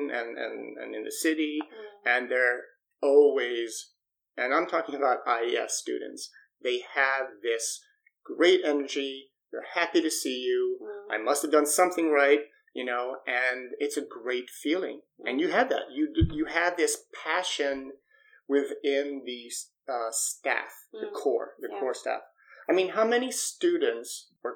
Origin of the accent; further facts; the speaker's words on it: Stockholm, Stockholm County, Sweden; growing up in Sweden, as a kid, I always went to a regular kommunal skola